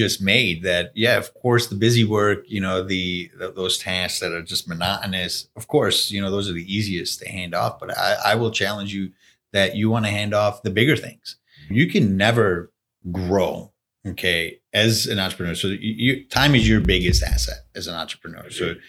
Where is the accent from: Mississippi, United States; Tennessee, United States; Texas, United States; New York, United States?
New York, United States; Buffalo; I'm born and raised in Buffalo, and I've had, you know, siblings who have left Buffalo and then have come back to Buffalo.